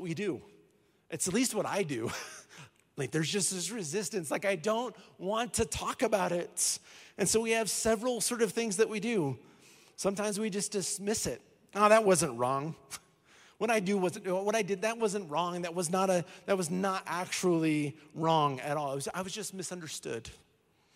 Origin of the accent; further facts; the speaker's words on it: Colorado, United States; I was born in Colorado